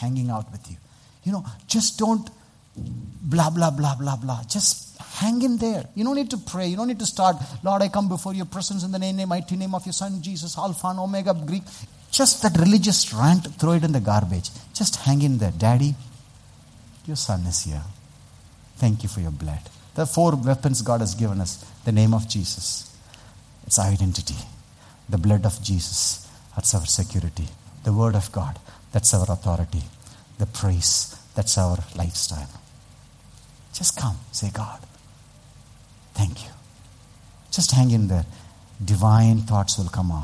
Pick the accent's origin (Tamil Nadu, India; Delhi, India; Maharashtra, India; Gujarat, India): Tamil Nadu, India; Vellore; I come from Vellore